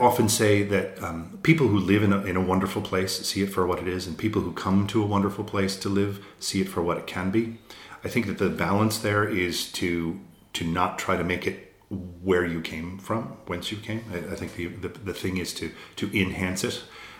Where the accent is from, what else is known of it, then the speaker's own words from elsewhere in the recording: United States; accent: American; also born or lived in 18 or 19 US states; now in Ireland; I'm an American who lived in, I think, 18 or 19 different states. So my accent from America is a bit mucky. And then my family originally came from Fermanagh in the north.